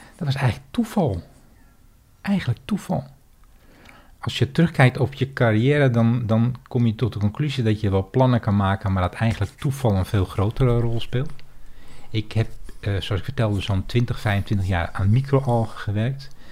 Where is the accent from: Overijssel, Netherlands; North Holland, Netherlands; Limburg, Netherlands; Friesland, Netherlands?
North Holland, Netherlands; Heiloo; also born or lived in Bussum; ik ben in Bussum geboren en toen ik zes jaar oud was, verhuisden mijn ouders naar Heilo